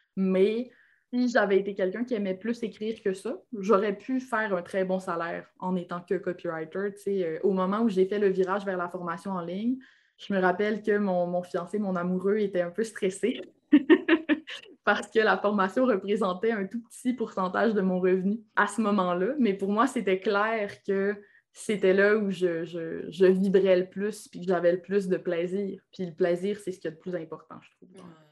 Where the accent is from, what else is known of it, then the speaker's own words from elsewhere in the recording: Alma, Quebec, Canada; accent: Québécois; moved away as an adult; also born or lived in Ottawa, Ontario; now in Quebec City, Canada; Je suis née à Alma, au lac Saint-Jean